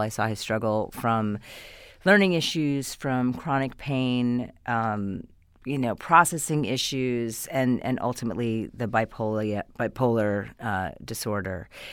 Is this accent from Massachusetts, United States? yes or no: no; Hastings-on-Hudson, New York, United States; moved away as an adult; now in California, United States; I come from just outside of New York City, Westchester County. I'm from Hastings on Hudson